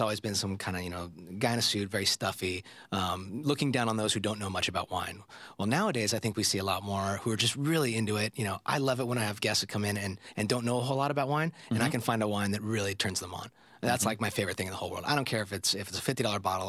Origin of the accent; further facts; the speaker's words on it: Bay Area, California, United States; I grew up in the Bay Area